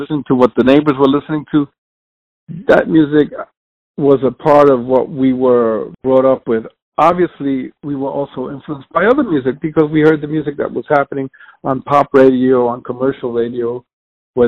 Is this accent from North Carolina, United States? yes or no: no; New York City, New York, United States; born and raised in New York City and raised in the South Bronx